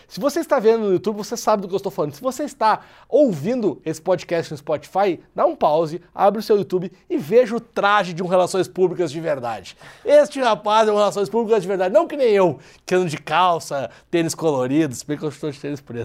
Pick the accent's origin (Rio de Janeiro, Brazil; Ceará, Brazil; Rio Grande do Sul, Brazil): Rio Grande do Sul, Brazil; Porto Alegre; moved away as an adult; now in São Paulo, Brazil; até pelo meu sotaque dá para ver que eu não sou de São Paulo, né? Eu sou de Porto Alegre, mas eu moro em São Paulo já há dois anos.